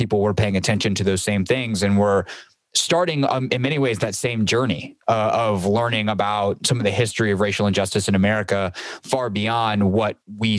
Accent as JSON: {"language": "English", "town": "Greenville", "region": "South Carolina", "country": "United States", "tie": "born or raised there", "moved": "yes", "said": "I grew up in the South. I grew up as a white man in Greenville, South Carolina"}